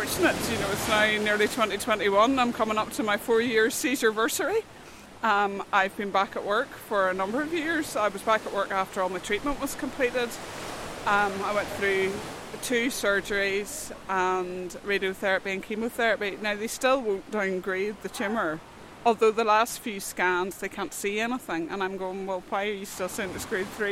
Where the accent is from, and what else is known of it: North Coast, Northern Ireland, United Kingdom; born or raised there; also born or lived in Glasgow, Scotland